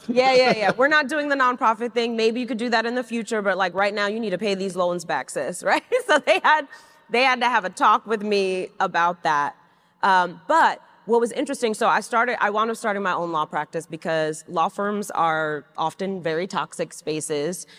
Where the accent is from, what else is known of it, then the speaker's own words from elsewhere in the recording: New York City, New York, United States; I grew up in Flushing, Queens